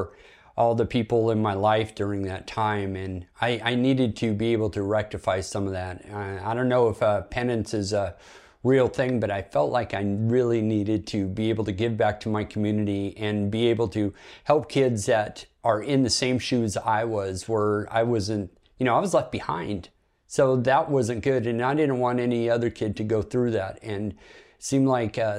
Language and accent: English; Bremerton, Washington, United States; I was born in Bremerton, Washington, and it's a Navy town, so it's a blue-collar military town, you know, a lot of good, hardworking people